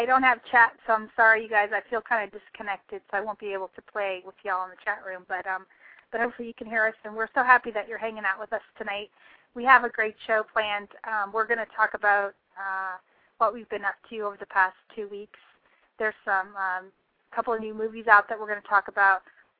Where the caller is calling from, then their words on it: Tennessee, United States; I am calling in from Austin, Texas. So I am far from Tennessee.